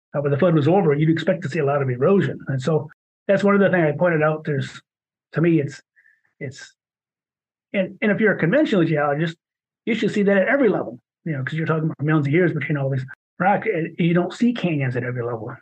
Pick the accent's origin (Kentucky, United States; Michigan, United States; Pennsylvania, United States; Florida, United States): Michigan, United States; accent: Michigan; my Michigan accent.